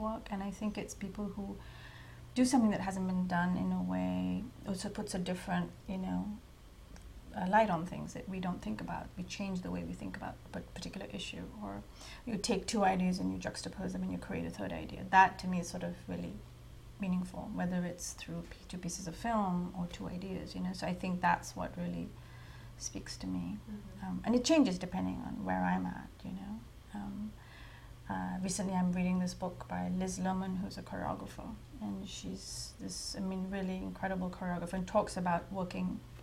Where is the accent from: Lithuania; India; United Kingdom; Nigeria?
India; moved away; when I was growing up in India, I was writing for newspapers